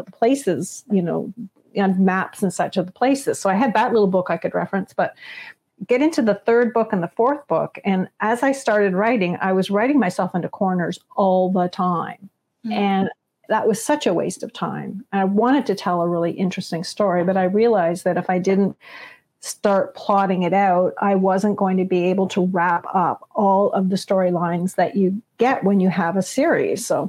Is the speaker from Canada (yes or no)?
yes; Toronto, Ontario, Canada; moved away; I grew up in Toronto